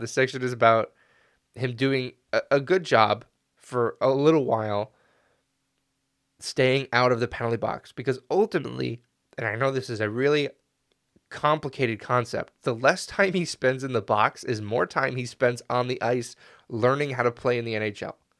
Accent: Canada; as a Canadian

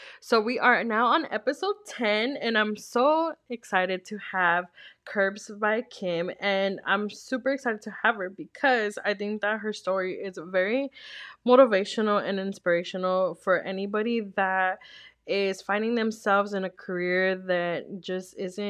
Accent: Los Angeles, California, United States; I'm not from a small town. I'm from Los Angeles.

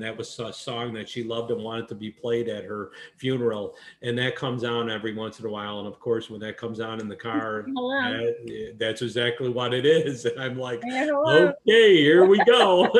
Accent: New York, United States; moved away; and now here I am, I'm a transplant from New York down here.

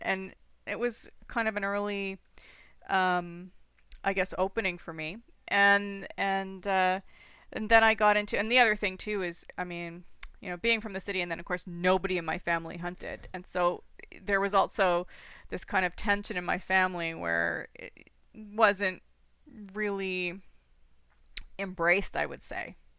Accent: Toronto, Ontario, Canada; also born or lived in British Columbia / Saskatchewan; now in Ancaster, Canada; I was born and raised in Toronto

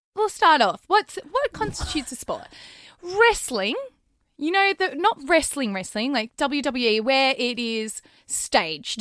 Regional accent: Australia; growing up in Australia

